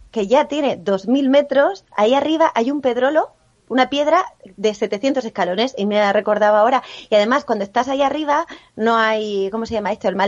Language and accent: Spanish; Cali, Valle del Cauca, Colombia; Sí, claro, pero soy de Cali.